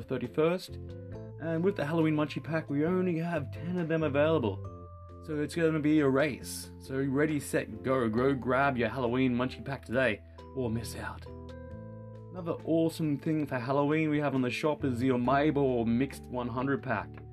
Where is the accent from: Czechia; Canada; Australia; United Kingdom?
Australia; I'm from Australia